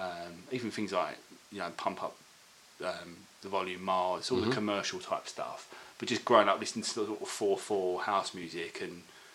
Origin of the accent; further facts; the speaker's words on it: Corringham, East of England, United Kingdom; now in London, United Kingdom; So we never moved from Basildon. So I grew up in Corringham, basically.